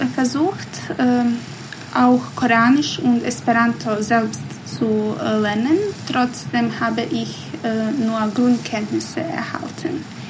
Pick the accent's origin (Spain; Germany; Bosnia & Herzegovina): Bosnia & Herzegovina; first language Bosnian; German is a second language; meine Muttersprache ist, ist Bosnisch